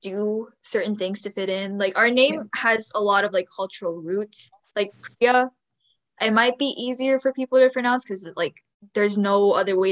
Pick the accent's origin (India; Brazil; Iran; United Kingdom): India; Himachal Pradesh; I know I'm North Indian, but like, it just, like, I can relate to two groups, even though, like, Himachal Pradesh isn't as popular as being Punjabi.